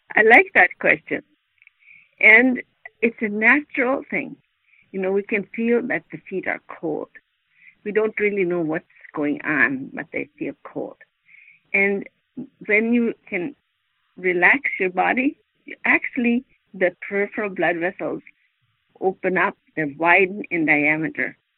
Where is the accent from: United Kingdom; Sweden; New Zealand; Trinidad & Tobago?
Sweden; moved away as an adult; now in United States; I'm not from America directly, but I'm directly from Sweden. And I lived and worked there most of my growing up years.